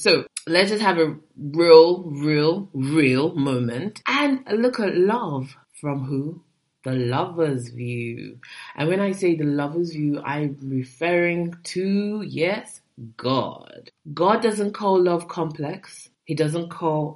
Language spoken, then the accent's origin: English; Nigeria; I'm a Nigerian girl